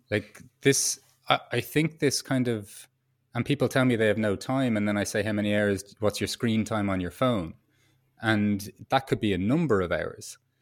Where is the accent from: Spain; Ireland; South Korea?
Ireland; moved away as an adult; as an Irish, um, kid growing up